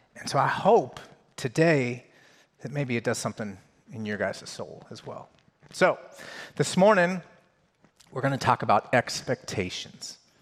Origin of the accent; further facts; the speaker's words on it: Colorado, United States; I grew up in Colorado, so I grew up in a Broncos house.